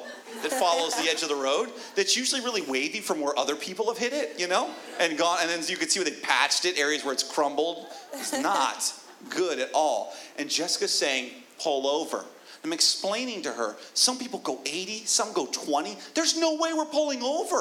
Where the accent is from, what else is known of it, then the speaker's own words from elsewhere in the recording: Florida, United States; I'm from Florida.